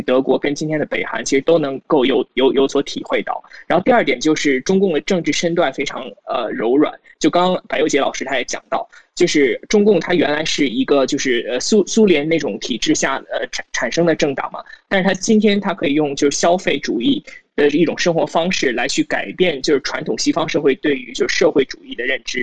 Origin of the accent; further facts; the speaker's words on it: Beijing, China; 就是因为我是北京人嘛，就是我从小就看到很，很多，很多这种大规模的游行